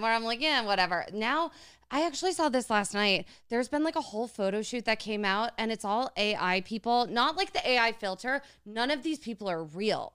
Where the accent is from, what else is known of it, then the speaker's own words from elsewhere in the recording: New Jersey, United States; we're from Jersey.